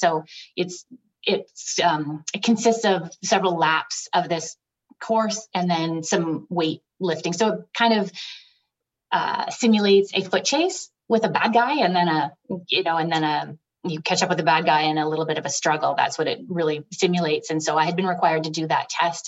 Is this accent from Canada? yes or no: yes; Ontario, Canada; moved away as an adult; also born or lived in British Columbia; I was from Ontario